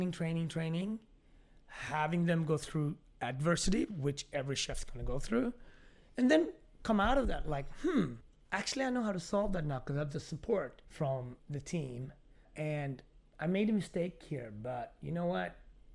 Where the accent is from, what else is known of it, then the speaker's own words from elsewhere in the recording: Ethiopia; also born or lived in Scandinavia; now in Harlem, United States; like being from Ethiopia, growing up in Scandinavia, living in Harlem, there's a lot of contradictions and complexities and all that.